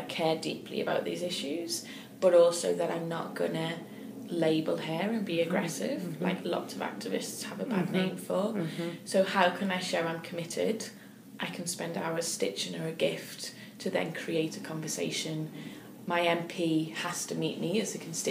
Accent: United States; for me, as an American

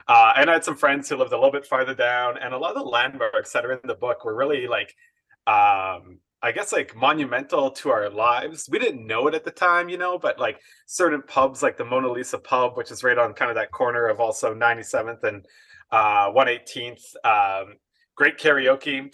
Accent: Edmonton, Alberta, Canada; growing up right within the inner city of Edmonton.

